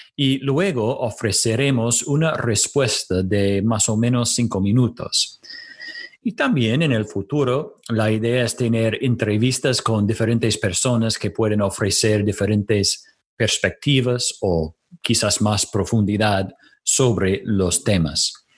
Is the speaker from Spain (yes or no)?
no; United States; Spanish is a second language; moved away as an adult; now in Córdoba, Argentina; Soy de los Estados Unidos donde serví por varios años como pastor